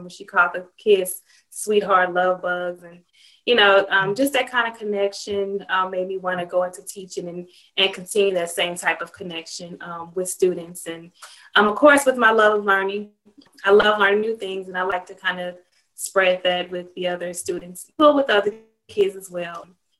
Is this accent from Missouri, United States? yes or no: yes; St. Louis, Missouri, United States; I'm from St. Louis, Missouri.